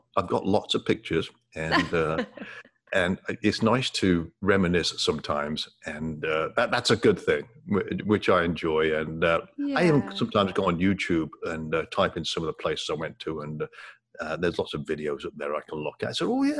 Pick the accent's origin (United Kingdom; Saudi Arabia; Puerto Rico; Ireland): United Kingdom; England; moved away as an adult; also born or lived in Ottawa, Canada; when I was growing up in England, I had a decent job, but I was offered an opportunity in Ottawa, Canada, to work for a technology company